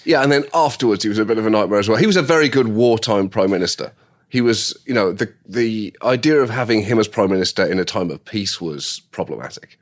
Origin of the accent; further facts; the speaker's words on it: United Kingdom; as a British person